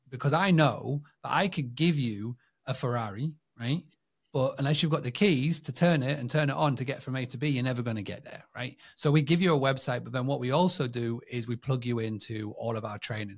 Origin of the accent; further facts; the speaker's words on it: England, United Kingdom; born and bred in England